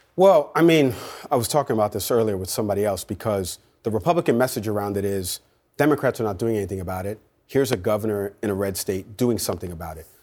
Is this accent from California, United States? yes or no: no; New York, United States; I grew up in New York